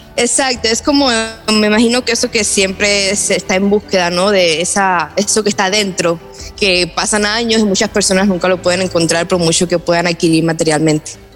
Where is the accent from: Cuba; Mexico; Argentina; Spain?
Cuba; born or raised there; moved away